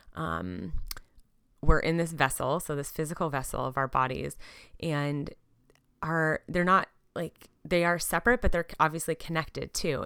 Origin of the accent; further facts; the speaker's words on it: Southern California, United States; also born or lived in San Diego, California / Portland, Oregon; We're from Southern California originally